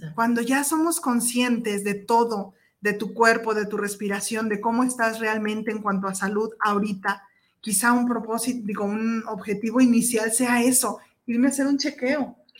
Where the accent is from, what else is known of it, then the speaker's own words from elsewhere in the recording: Mexico; como mexicanos